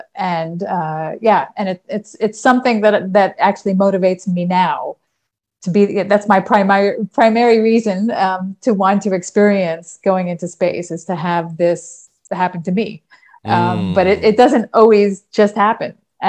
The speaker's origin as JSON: {"language": "English", "region": "New York", "country": "United States", "moved": "as an adult", "lives_now": "Netherlands", "said": "I've lived here the last 31 years of my life. I'm originally from New York."}